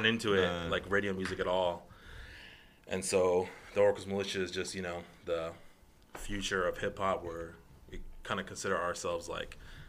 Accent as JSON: {"language": "English", "town": "Guadalupe", "region": "Arizona", "country": "United States", "said": "I am from Guadalupe, Arizona."}